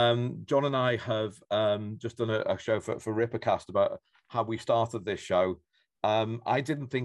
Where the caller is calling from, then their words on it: Norwich, East of England, United Kingdom; I'm calling from Norwich in Norfolk